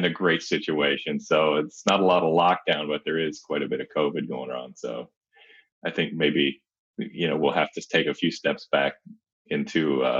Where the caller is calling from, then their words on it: Indianapolis, Indiana, United States; I am just the north side of Indianapolis.